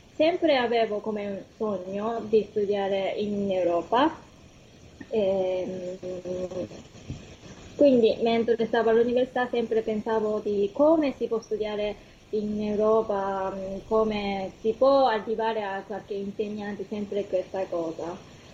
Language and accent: Italian; Kumamoto, Japan; Italian is a second language; moved away as an adult; also born or lived in Tokyo, Japan; now in Italy; sono giapponese, sono venuta da una città che si chiama Kumamoto.